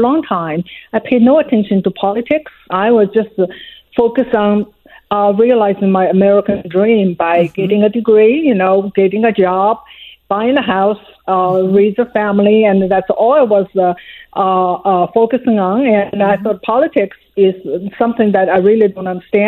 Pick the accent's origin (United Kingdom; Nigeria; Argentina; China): China; English is a second language; moved away as an adult; now in United States; I was born in China, in Mao's China